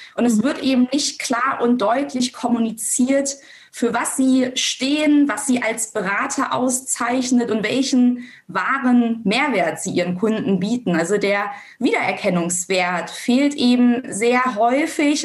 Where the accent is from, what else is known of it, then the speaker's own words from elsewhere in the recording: Germany; bei uns in Deutschland